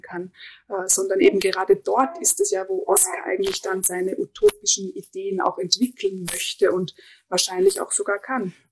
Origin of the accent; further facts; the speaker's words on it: Innergebirg, Salzburg, Austria; moved away as an adult; ich kam aus dem tiefsten Innergebirg